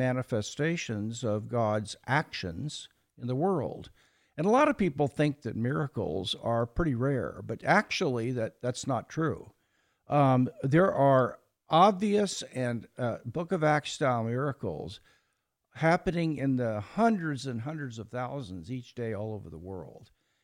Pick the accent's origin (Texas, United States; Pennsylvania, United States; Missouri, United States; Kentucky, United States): Missouri, United States; Kansas City; born there; Well, I was born in Kansas City, Missouri, and attended a mildly liberal Methodist church as a boy.